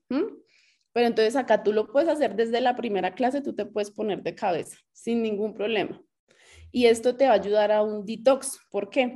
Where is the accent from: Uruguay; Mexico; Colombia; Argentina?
Colombia; Bogotá; now in Cajicá, Colombia; soy de Bogotá, feliz aquí ahora en Cajica.